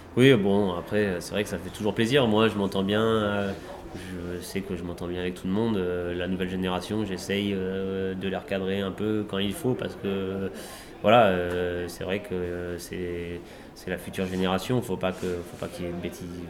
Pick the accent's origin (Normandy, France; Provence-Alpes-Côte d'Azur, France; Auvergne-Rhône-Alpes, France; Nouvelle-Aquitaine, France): Normandy, France; je suis originaire de Normandie en Normandie